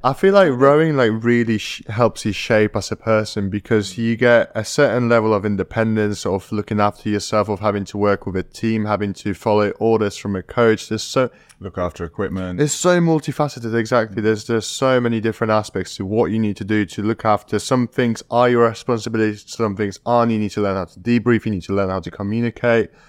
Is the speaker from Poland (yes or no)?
yes; Poland; moved away; I'm from a village in Poland.